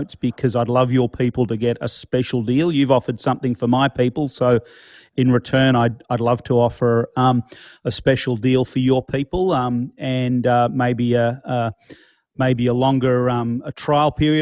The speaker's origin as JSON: {"language": "English", "town": "Melbourne", "region": "Victoria", "country": "Australia", "tie": "born or raised there", "said": "We are in my hometown of Melbourne."}